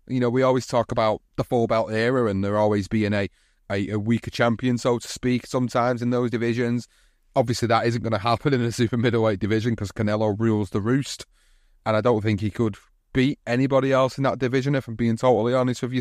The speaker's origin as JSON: {"language": "English", "town": "Oldham", "region": "North West England", "country": "United Kingdom", "tie": "born or raised there", "said": "In my hometown of Oldham"}